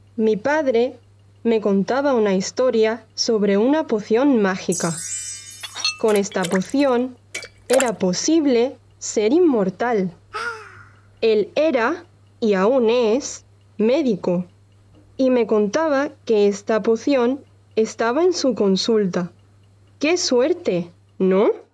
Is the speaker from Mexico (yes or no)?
no; Andalusia, Spain; soy de Andalucía, en el sur de España